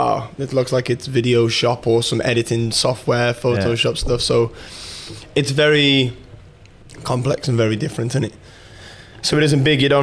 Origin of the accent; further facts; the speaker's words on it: Bloxwich, West Midlands, United Kingdom; moved away as an adult; now in Dubai, United Arab Emirates; I'm originally from Bloxwich, which is a small place in the West Midlands